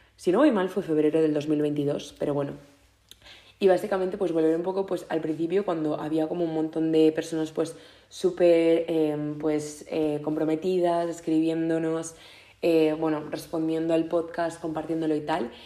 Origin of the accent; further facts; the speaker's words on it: Mallorca, Balearic Islands, Spain; moved away as an adult; ya he vuelto a casa a Mallorca para, para el verano, que para quien no lo sepáis eh, soy de Mallorca